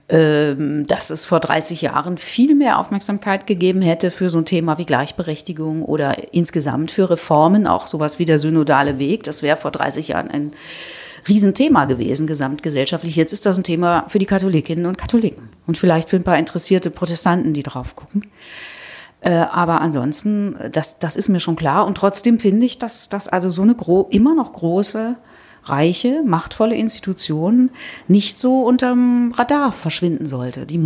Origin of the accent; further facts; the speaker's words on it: Rhineland, Germany; sonst könnte ich es echt als Rheinländerin nicht aushalten.